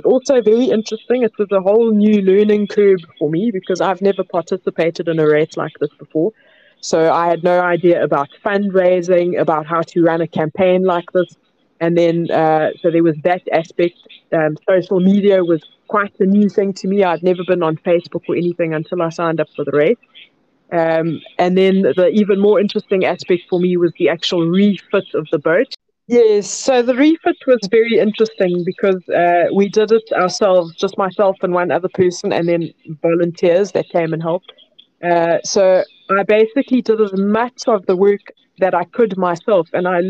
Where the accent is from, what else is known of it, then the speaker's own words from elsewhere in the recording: South Africa; I grew up inland in South Africa